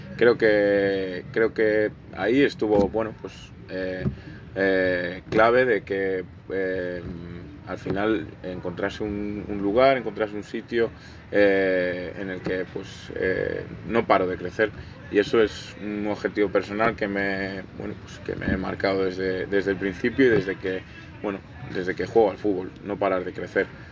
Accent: Galicia, Spain; born or raised there; now in Talavera de la Reina, Spain

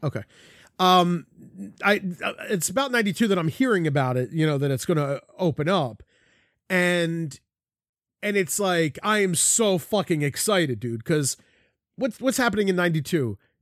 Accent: Philadelphia, Pennsylvania, United States; I grew up in South Philly

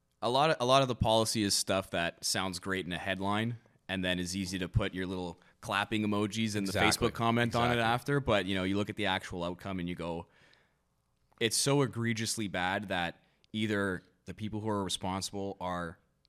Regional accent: Canada; growing up in Canada, and you know, being in such a multicultural, diverse country

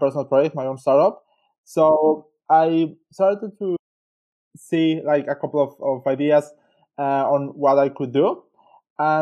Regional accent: Mexico; moved away as an adult; also born or lived in Switzerland; now in Melbourne, Australia; I'm originally from Mexico.

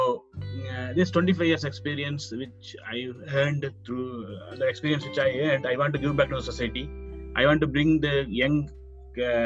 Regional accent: Coimbatore, Tamil Nadu, India; moved away as an adult; now in Jubail, Saudi Arabia; I'm basically from Coimbatore and I'm blessed with a beautiful family

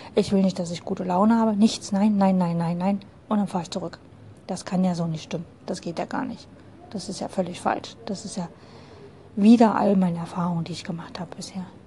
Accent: Dresden, Saxony, Germany; Ich komme aus Dresden

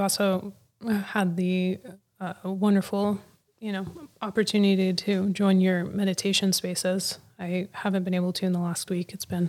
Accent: United States; now in Pacific Northwest, United States; I grew up in the Mojave Desert and just beautiful, clear skies.

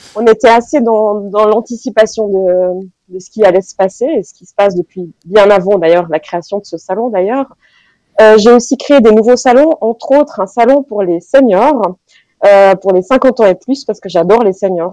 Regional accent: Fribourg, Switzerland; je suis fribourgeoise et très attachée à ma région

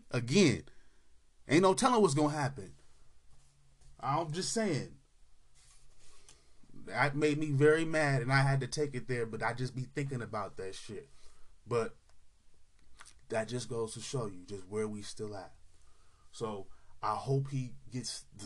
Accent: California, United States; particularly in California, my home state

